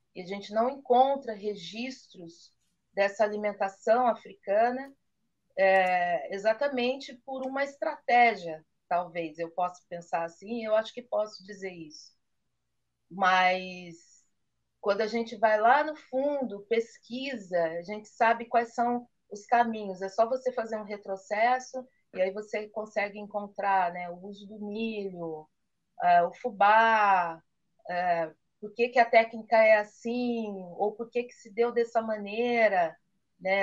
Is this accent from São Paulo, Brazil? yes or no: yes; Campinas, São Paulo, Brazil; eu sou paulista de Campinas, né, e com uma avó baiana